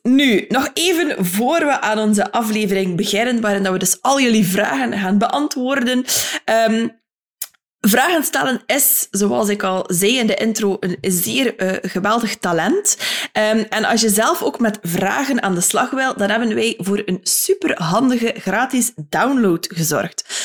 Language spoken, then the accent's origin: Dutch; Ostend and Bruges, West Flanders, Belgium; accent: North-West Flemish (West Flemish); in mijn tongval net iets meer um, Noordwest-Vlaamse eh, accenten ah horen, afkomstig uit Oostende en Brugge